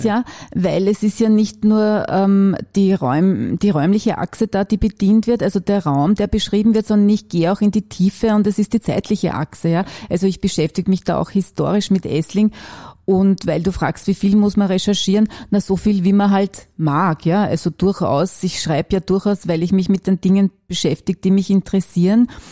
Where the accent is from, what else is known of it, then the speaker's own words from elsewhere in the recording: Wachau, Lower Austria, Austria; now in Vienna, Austria; Ich bin ursprünglich Niederösterreicherin und komme aus der Wachau und habe dann in verschiedenen Bezirken in Wien gelebt